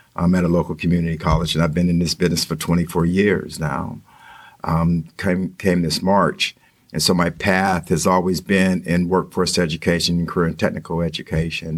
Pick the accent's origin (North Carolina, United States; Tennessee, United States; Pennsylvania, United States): Pennsylvania, United States; Western; moved away as an adult; also born or lived in Texas / West Virginia; I grew up in Western Pennsylvania.